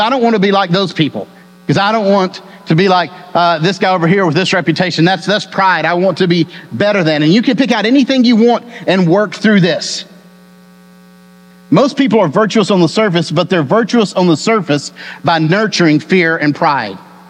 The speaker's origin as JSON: {"language": "English", "region": "Texas", "country": "United States", "tie": "born or raised there", "said": "I was born and raised in Texas"}